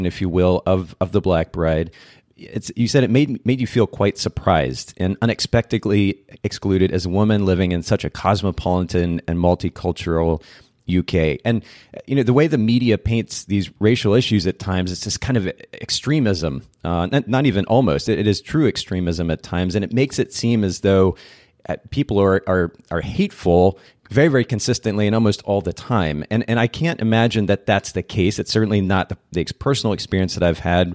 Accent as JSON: {"language": "English", "country": "Japan", "tie": "born or raised there", "moved": "yes", "said": "I grew up in Japan. I spent about 10 years of my life there"}